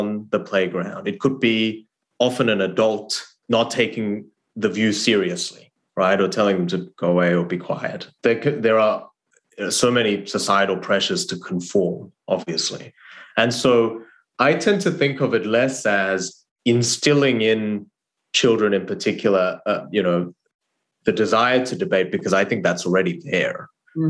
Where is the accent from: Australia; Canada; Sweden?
Australia; born or raised there; English is a second language; moved away as an adult; also born or lived in South Korea / Harvard, United States